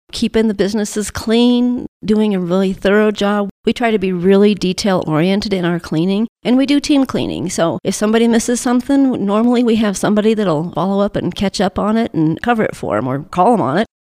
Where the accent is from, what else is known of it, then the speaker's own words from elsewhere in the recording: Colorado, United States; moved away; also born or lived in North Carolina; Colorado, born and raised until my parents moved to North Carolina, and they moved back.